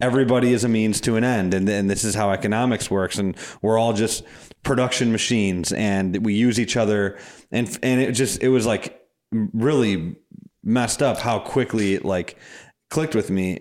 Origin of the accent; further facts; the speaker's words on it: Madison, Wisconsin, United States; I'm from Madison